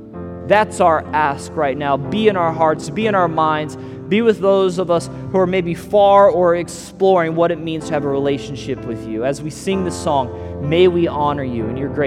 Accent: Missouri, United States; also born or lived in Las Vegas / California; now in Southwest Florida, United States; I tell people I'm from California was our last stop, but I'm originally from Missouri. Missouri, Las Vegas, California, now to Southwest Florida.

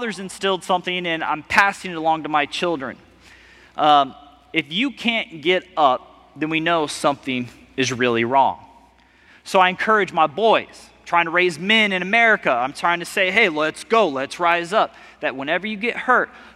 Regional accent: Missouri, United States; moved away as an adult; also born or lived in Las Vegas, Nevada; I'm from Missouri, and then I moved to Las Vegas.

